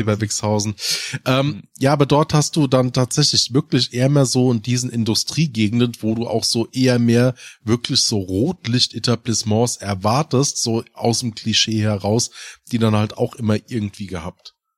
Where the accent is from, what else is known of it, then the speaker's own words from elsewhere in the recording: Hesse, Germany; im der Ortschaft, wo ich aufgewachsen bin